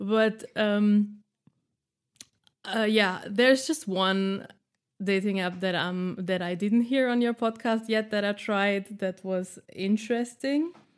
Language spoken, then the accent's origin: English; Austria; moved away as an adult; now in Berlin, Germany; I am living in Berlin since nine years, uh, and been single here three years. In this time, and I'm from Austria